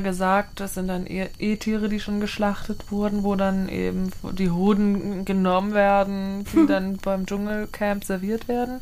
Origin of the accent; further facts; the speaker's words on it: Austria; Ich bin aus Österreich.